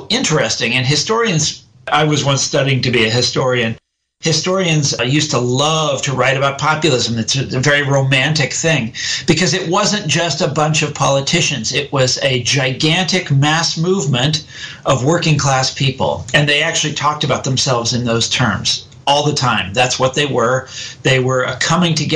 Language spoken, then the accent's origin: English; Kansas City, United States; I'm from Kansas City